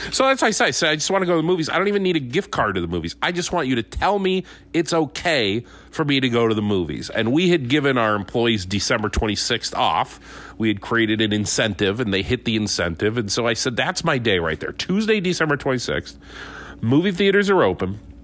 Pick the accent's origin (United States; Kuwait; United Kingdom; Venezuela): United States; Conneaut, Ohio; moved away; also born or lived in Pittsford, New York; Conneaut, Ohio, my hometown